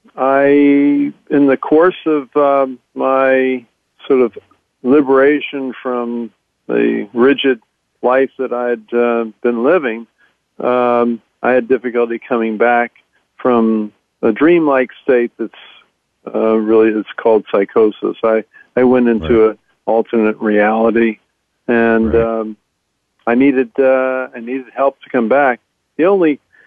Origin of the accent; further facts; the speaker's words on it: Baltimore, Maryland, United States; I'm from Baltimore. Grew up in Baltimore